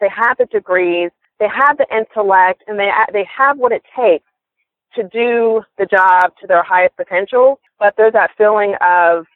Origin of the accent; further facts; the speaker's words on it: Atlanta, Georgia, United States; moved away as an adult; now in Pensacola, United States; I am originally from Atlanta, Georgia, and I moved here to Pensacola about 7 years ago when I met my husband